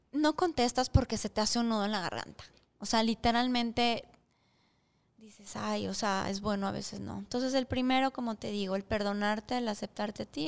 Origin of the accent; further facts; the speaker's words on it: Mexico; moved away; soy mexicana